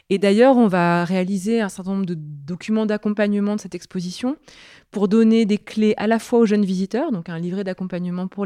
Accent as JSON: {"language": "French", "town": "Grenoble", "region": "Auvergne-Rhône-Alpes", "country": "France", "tie": "born or raised there", "said": "je crois que c'est la Bastille, parce que je suis grenobloise d'origine. J'ai grandi au pied de celle-ci"}